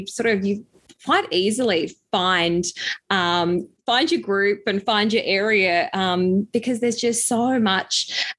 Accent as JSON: {"language": "English", "town": "Melbourne", "region": "Victoria", "country": "Australia", "tie": "born or raised there", "moved": "yes", "said": "Melbourne is such a fantastic city, and I'm probably a little bit biased because it is my hometown"}